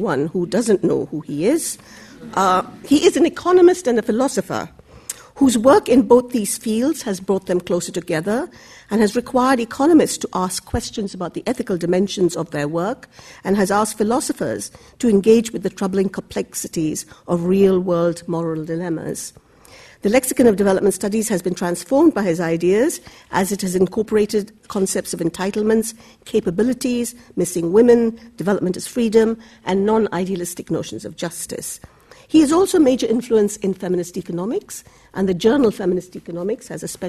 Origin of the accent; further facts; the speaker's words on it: Bangladesh; moved away; I am originally from Bangladesh